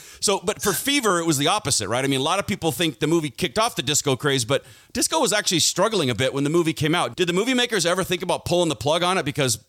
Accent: Seattle, Washington, United States; I'm from Seattle.

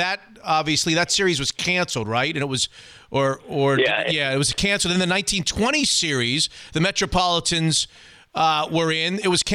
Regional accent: Florida, United States; now in Seattle, United States; I grew up in Florida.

